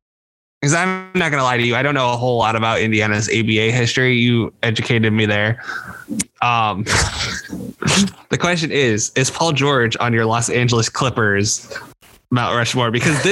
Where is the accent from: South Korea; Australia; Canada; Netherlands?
Netherlands; I did not have the Flying Dutchman, even though, you know, I should have honored my country, my home country, in that way.